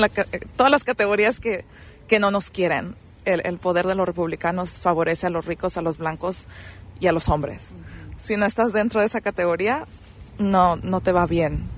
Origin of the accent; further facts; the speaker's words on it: Mexico; now in Nevada, United States; yo soy una inmigrante mexicana